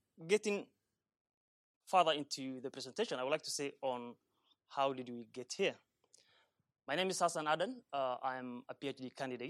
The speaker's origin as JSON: {"language": "English", "town": "Dadaab", "region": "North Eastern Province", "country": "Kenya", "tie": "born or raised there", "moved": "as an adult", "lives_now": "Sweden", "said": "So I grew up in the Dadaab camps, where I'm doing my research now, and spent the first 20 years of my foundational years."}